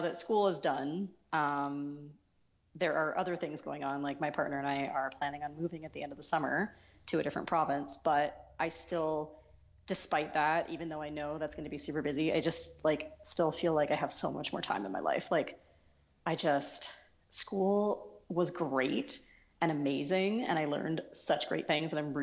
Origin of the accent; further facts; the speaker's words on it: Colorado, United States; moved away as an adult; also born or lived in Seattle, Washington; now in Vancouver, Canada; I was born in the States. I mostly grew up in Colorado, but I was born in Seattle